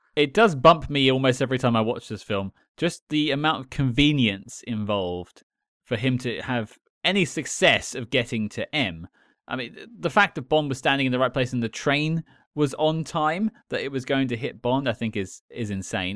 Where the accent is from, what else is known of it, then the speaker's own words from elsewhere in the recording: London, United Kingdom; As a Londoner